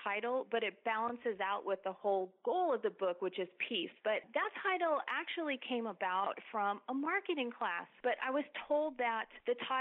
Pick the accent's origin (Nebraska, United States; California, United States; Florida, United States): California, United States; Los Angeles; moved away as an adult; also born or lived in Texas; now in San Antonio, United States; I was born and raised in Los Angeles, and after graduating from high school, went to college in Texas